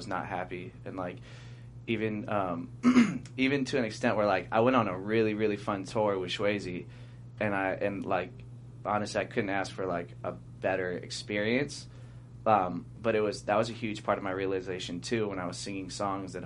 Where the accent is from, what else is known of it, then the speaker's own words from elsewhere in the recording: Long Beach, California, United States; I know everybody from Long Beach.